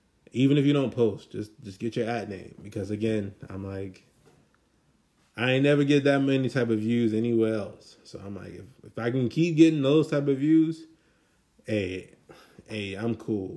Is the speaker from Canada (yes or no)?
no; Maryland, United States; also born or lived in Washington, D.C.; I'm from Maryland. Like, I was born in D.C., but I was raised in Maryland